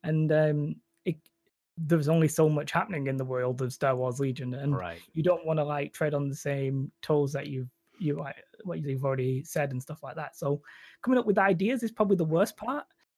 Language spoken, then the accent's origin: English; England, United Kingdom; accent: northern English; I would sort of disagree with my northern English accent